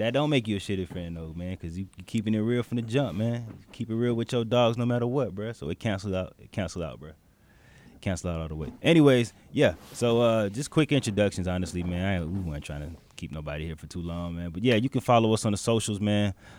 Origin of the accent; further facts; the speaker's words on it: Decatur, Georgia, United States; I am from Decatur, Georgia, 28 years old. Southwest DeKalb High School is where I graduated from.